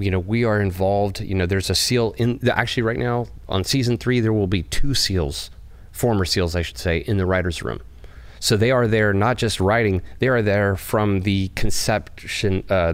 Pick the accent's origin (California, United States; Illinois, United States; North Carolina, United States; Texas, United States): California, United States; Bakersfield; I grew up in Bakersfield, California